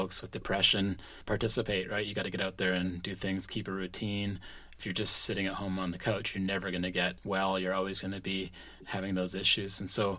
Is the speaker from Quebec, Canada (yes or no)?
no; Powell River, British Columbia, Canada; I was born in Powell River, a small coastal town in British Columbia, Canada.